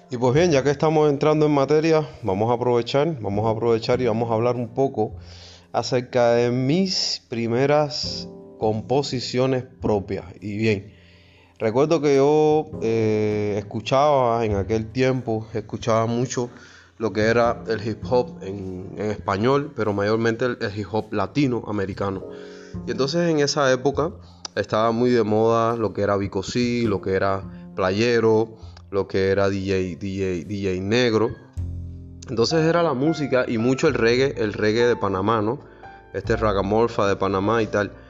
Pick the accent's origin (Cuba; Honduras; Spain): Cuba; Guantánamo; moved away; also born or lived in Havana; desde los 13 años escribía mis primeras composiciones allá en mi tierra natal, Guantánamo